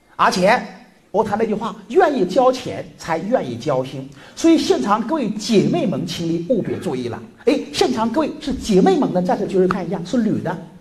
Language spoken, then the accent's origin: Chinese; China; 我们中国人女性